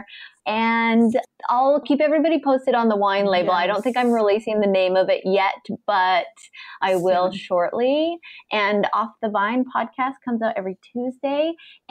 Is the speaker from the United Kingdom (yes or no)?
no; Canada; now in United States; me being a Canadian and starting a business in the States